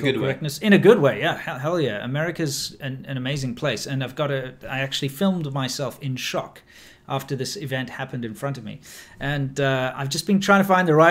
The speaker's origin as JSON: {"language": "English", "country": "South Africa", "tie": "born or raised there", "moved": "yes", "said": "where I grew up in South Africa, where I come from"}